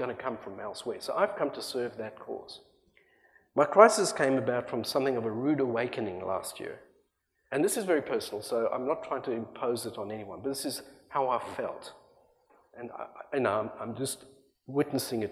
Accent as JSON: {"language": "English", "country": "South Africa", "also_born_or_lived": "Australia", "moved": "yes", "lives_now": "United States", "said": "I left a country that I love that adopted me as a South African trying to get out of apartheid South Africa"}